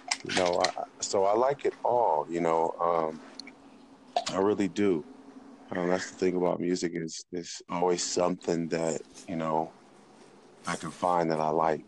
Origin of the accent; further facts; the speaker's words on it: California, United States; That's good because I grew up in California, okay?